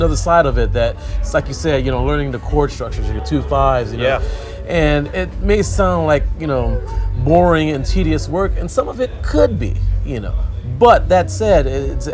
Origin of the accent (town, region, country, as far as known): Akron, Ohio, United States; born or raised there